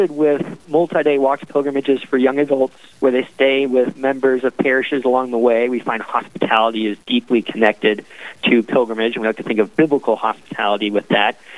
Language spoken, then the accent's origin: English; San Diego, California, United States; now in Minneapolis, United States; Yeah, so I, I I'm we live here now. My wife's from here. I'm actually originally from San Diego, California, so I'm a little, Ooh. little ways from home.